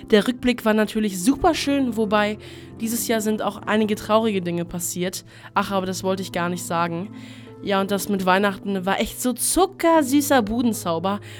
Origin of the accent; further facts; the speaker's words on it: Greece; Ich komme endlich mal wieder in meine Heimat nach Griechenland.